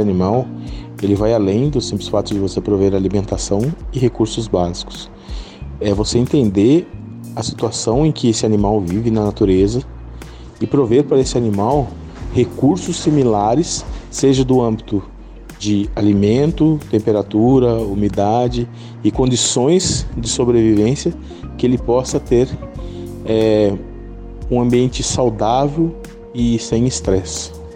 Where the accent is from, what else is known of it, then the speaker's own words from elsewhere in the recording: Botucatu, São Paulo, Brazil; sou de Botucatu